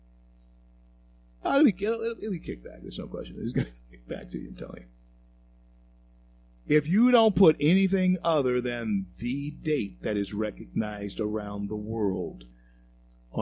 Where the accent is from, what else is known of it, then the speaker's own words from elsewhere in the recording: Shreveport, Louisiana, United States; also born or lived in Colorado; my hometown of Shreveport, Louisiana